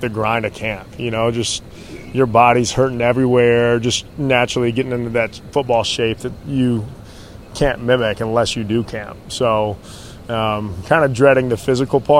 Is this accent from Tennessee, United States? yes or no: yes; Nashville, Tennessee, United States; moved away as an adult; also born or lived in Mississippi; now in Buffalo, United States; growing up in Nashville